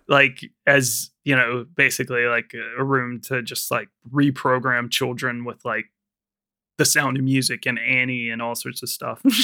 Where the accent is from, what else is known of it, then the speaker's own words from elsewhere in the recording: United States; now in London, United Kingdom; being an American